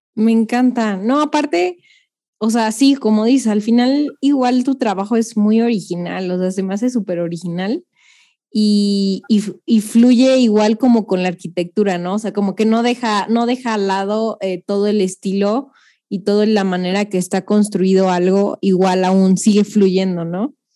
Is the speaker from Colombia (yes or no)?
no; Mexico; nosotros mexicanos